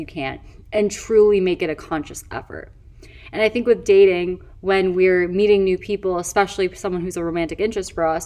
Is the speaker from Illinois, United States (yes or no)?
yes; Chicago, Illinois, United States; now in Los Angeles, United States; now I live across the country. I live in LA. I'm originally from Chicago.